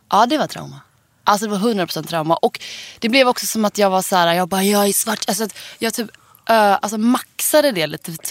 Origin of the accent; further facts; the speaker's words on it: Gothenburg, Västra Götaland, Sweden; Jag är från Göteborg